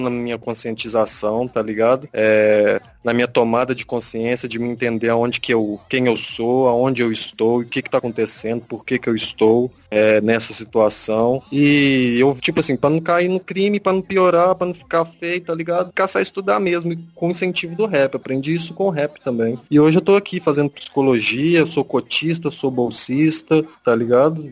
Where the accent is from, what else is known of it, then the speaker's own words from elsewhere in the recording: Betim, Minas Gerais, Brazil; now in Paraíba, Brazil; sou de Minas Gerais, sou de Betim, do lado de Belo Horizonte